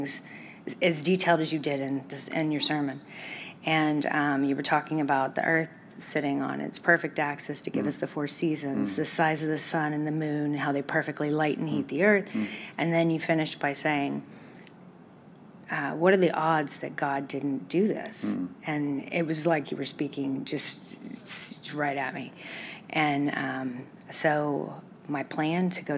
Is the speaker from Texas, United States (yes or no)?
yes; Dallas, Texas, United States; moved away; I'm from Dallas originally